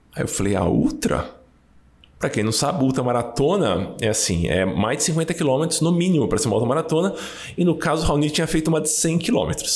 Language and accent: Portuguese; São Paulo, Brazil; eu nasci no Brasa, então é difícil ser mais paulistano que isso